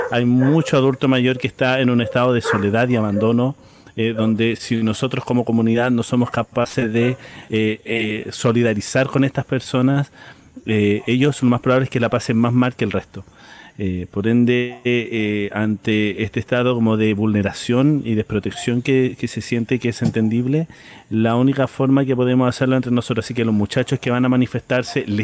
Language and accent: Spanish; Renca, Santiago Metropolitan Region, Chile; una E porque somos de Renca.